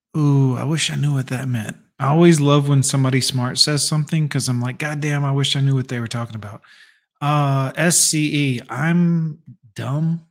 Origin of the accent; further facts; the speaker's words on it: the South, United States; I grew up in the South